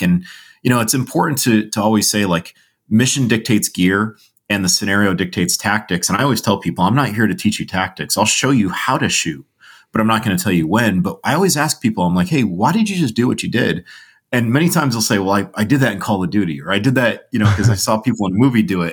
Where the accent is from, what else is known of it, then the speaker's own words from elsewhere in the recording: Connecticut, United States; I grew up in Connecticut